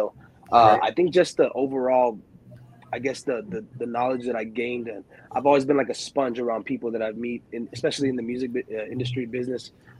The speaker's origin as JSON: {"language": "English", "town": "Chelsea", "region": "Michigan", "country": "United States", "tie": "born or raised there", "also_born_or_lived": "Ypsilanti", "said": "I was born in Michigan, Ypsilanti, Michigan, small town out there."}